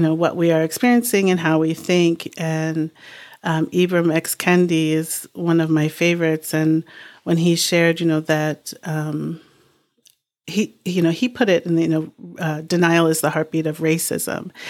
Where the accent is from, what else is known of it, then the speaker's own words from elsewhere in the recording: Boston, Massachusetts, United States; now in New Hampshire, United States; I grew up in Boston in a really sort of diverse pocket